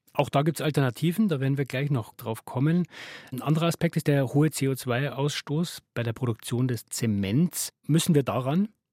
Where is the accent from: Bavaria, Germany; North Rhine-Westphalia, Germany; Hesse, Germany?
Bavaria, Germany; Regensburg; aus meiner Heimatstadt, ist die Regensburger Universität